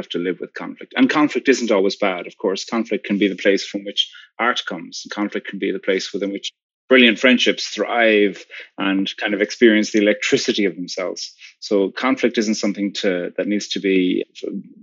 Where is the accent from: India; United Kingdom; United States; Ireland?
Ireland; I'm from Ireland, and normally I live there, but currently I'm living in New York City.